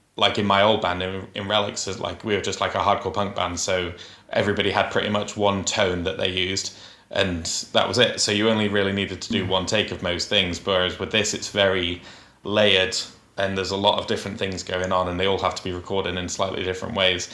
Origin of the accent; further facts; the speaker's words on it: Huddersfield, Yorkshire and the Humber, United Kingdom; Huddersfield's my hometown